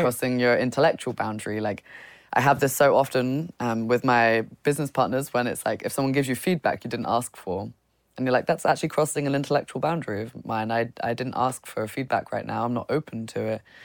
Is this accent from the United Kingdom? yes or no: yes; United Kingdom; coming as a British person